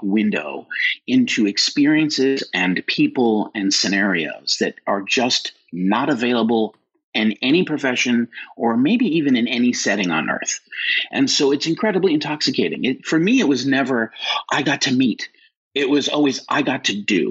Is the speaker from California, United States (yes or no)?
yes; Los Angeles, California, United States; born or raised there